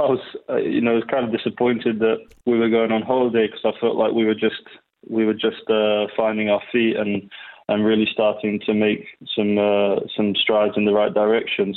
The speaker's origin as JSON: {"language": "English", "country": "Portugal", "tie": "born or raised there", "moved": "yes", "lives_now": "United Kingdom", "said": "growing up in Portugal"}